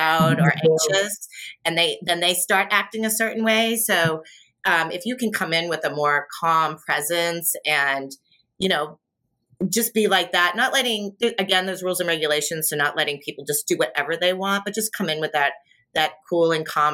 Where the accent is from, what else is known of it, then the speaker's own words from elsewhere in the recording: Boston, Massachusetts, United States; I'm from Boston. My dad's retired from the military.